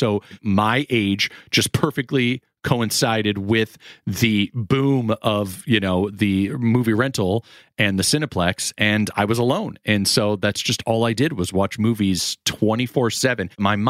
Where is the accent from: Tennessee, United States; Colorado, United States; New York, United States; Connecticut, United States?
Connecticut, United States; also born or lived in Florida; Hence why I always say I'm from Connecticut and Florida.